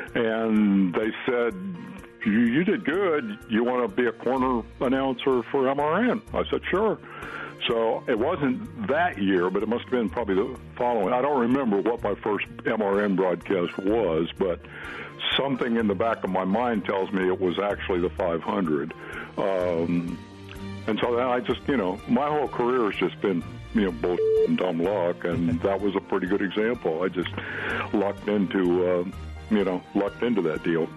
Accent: Fairfield, Iowa, United States; in Fairfield, Iowa, my hometown

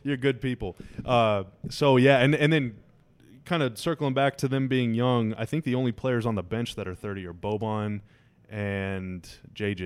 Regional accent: United States; I'm American

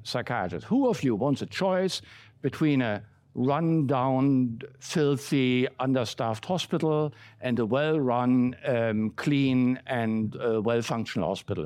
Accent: Berlin, Germany; moved away; I grew up in West Berlin

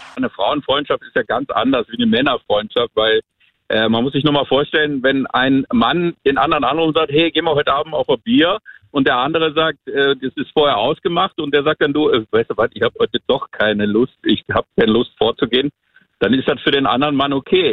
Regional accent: Krefeld, North Rhine-Westphalia, Germany; moved away; bin ich ja Deutscher und bin jetzt äh, schon nicht mehr bei meinen äh, Freunden in, in äh, Krefeld

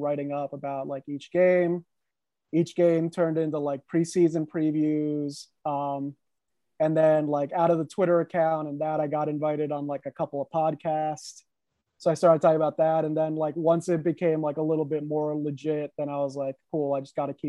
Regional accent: Herndon, Virginia, United States; also born or lived in Reston, Virginia; I grew up here in Herndon, Virginia.

